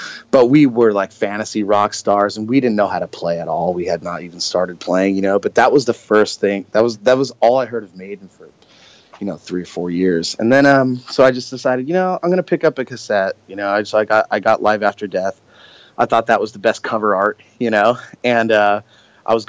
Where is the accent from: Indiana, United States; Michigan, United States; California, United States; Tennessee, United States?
California, United States; Southern; I grew up in Southern California